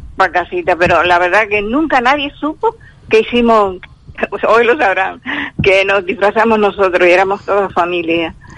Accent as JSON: {"language": "Spanish", "town": "Carrizal", "region": "Canary Islands", "country": "Spain", "tie": "born or raised there", "lives_now": "Telde, Spain", "said": "En mi pueblo, en Carrizal"}